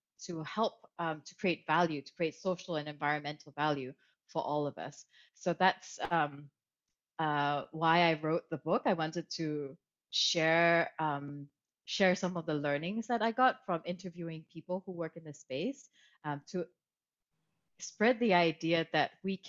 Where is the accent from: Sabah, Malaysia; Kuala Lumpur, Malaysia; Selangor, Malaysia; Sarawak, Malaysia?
Kuala Lumpur, Malaysia; moved away; also born or lived in Germany / Italy; I grew up in Malaysia, in Kuala Lumpur, so I grew up bilingual already.